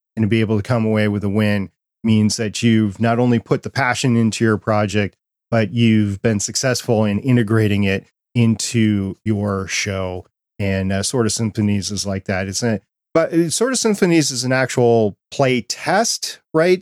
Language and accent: English; New York, United States; I was born in Brooklyn, New York